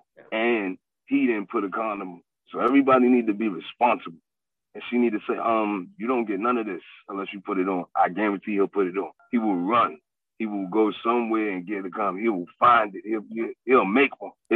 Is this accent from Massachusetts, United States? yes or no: no; New York City, New York, United States; I'm from the South Bronx, and I'm from the South Bronx in the time of Giuliani